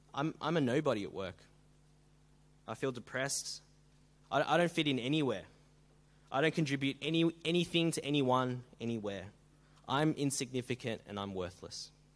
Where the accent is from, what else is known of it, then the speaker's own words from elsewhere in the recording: Melbourne, Victoria, Australia; now in Sydney, Australia; I come from Melbourne